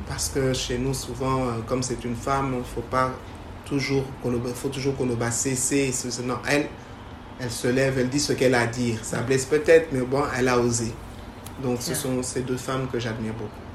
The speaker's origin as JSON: {"language": "French", "country": "DR Congo", "also_born_or_lived": "Canada", "lives_now": "Kinshasa, DR Congo", "said": "je suis congolaise euh, de père et de mère."}